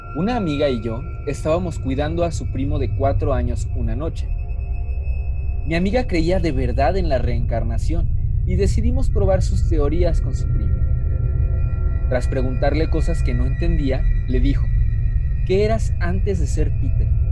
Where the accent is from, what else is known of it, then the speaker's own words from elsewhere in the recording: Mexico; los que somos de México.